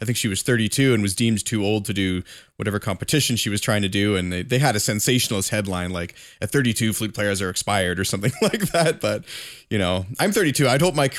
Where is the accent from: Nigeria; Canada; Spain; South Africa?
Canada; I'm a Canadian